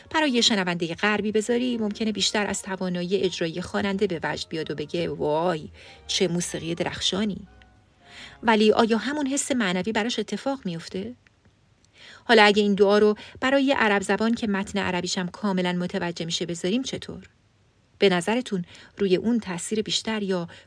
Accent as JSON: {"language": "Persian", "country": "Iran", "tie": "born or raised there", "first_language": "Persian", "said": "ما فارسی زبونای مسلمون که توی ایران بزرگ شدیم"}